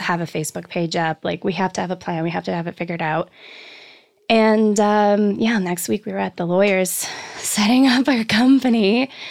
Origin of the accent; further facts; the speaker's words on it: Poland; also born or lived in Canada; now in Los Angeles, United States; I come from Poland